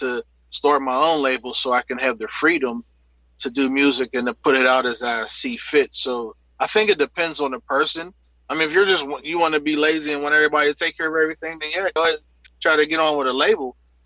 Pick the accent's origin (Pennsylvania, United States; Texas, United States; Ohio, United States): Pennsylvania, United States; Pittsburgh; I grew up in Pittsburgh, in Homewood, on Hilltop.